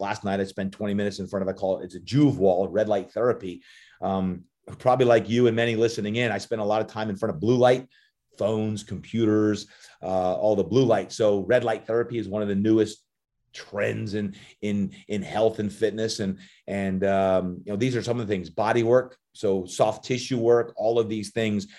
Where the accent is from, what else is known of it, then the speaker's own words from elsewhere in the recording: New Jersey, United States; growing up, even though I was from Jersey and loved the Giants